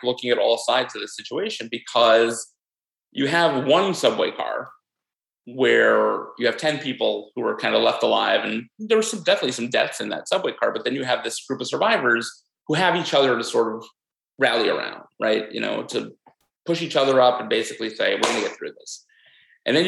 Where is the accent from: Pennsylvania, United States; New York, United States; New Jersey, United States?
New York, United States; me as a New Yorker